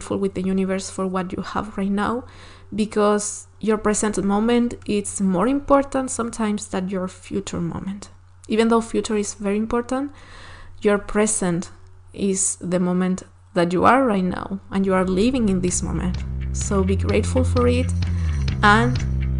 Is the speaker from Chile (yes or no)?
yes; Chile; first language Spanish; English is a second language; from Chile